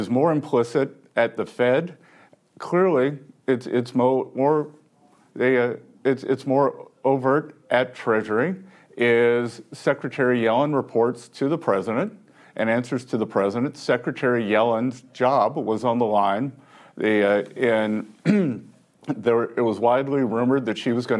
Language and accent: English; Little River, South Carolina, United States; now in Charleston, United States; I'm from Little River, South Carolina